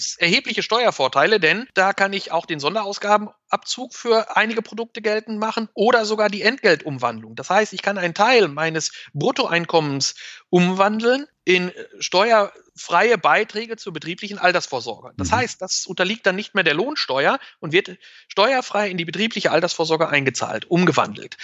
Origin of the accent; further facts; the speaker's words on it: Germany; bei uns in Deutschland